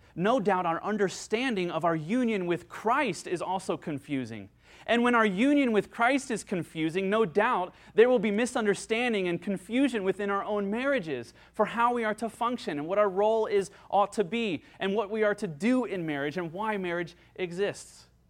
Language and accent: English; United States; I'm an American